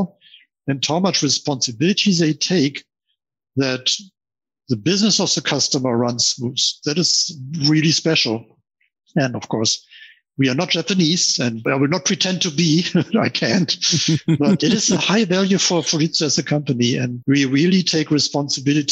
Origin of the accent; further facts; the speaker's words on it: Germany; as you can hear, I'm from Germany